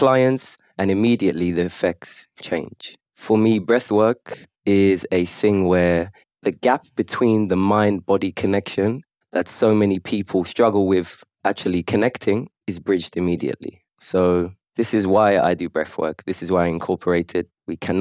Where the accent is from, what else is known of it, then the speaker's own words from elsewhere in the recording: London, United Kingdom; now in Kuwait; I'm from London originally